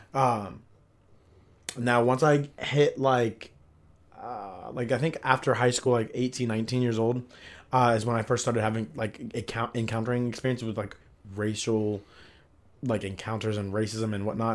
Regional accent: Columbus, Ohio, United States; also born or lived in Sevierville, Tennessee / Pickerington, Ohio; I'm an Ohio boy, Columbus boy

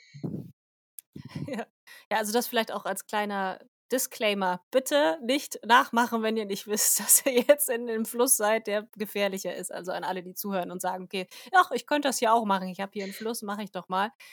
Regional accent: Germany; bei uns in Deutschland

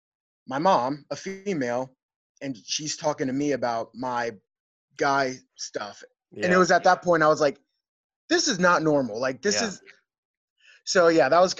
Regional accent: Lancaster, Pennsylvania, United States; Growing up in Lancaster for me, I felt comfortable, like as far, like I grew up in the city. I lived in the city till I was maybe 16 years old

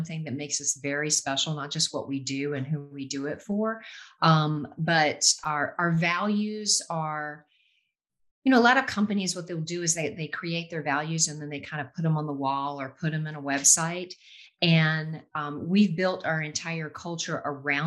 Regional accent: North Carolina, United States; I'm primarily from North Carolina. I went to school here all the way up through college, UNC Chapel Hill

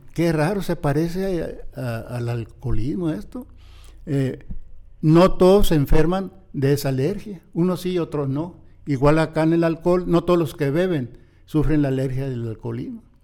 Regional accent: Ciudad Obregón, Sonora, Mexico; yo nací, crecí mis primeros años en Ciudad Obregón

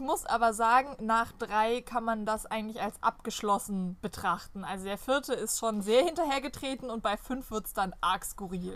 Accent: Germany; first language German; wir als Deutsche

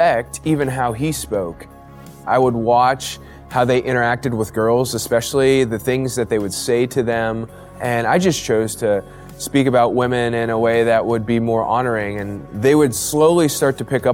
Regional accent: Ohio, United States; moved away as an adult; also born or lived in Chicago; I grew up in Ohio

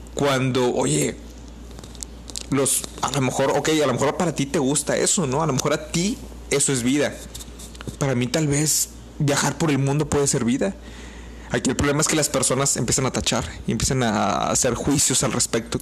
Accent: Mexico; como mexicanos

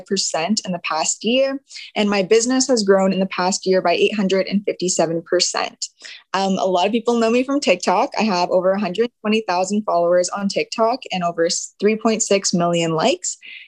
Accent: Swan Lake First Nation, Manitoba, Canada; I am from Swan Lake First Nation, Treaty 1 Territory

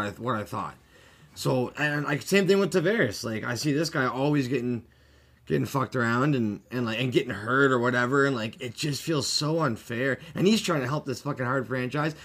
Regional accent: Canada; as a Canadian and growing up in Canada my whole life

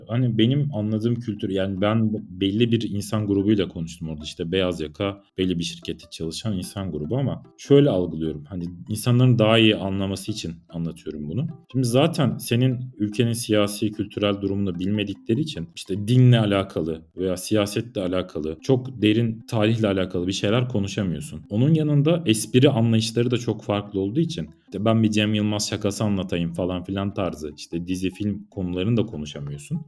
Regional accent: Turkey

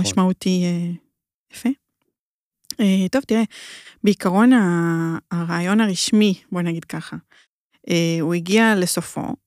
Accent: Hadera, Haifa District, Israel; אני מחדרה

